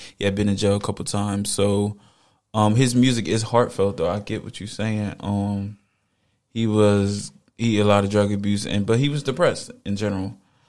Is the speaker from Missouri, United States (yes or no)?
no; Camden, New Jersey, United States; I grew up in the hood. I grew up in Camden.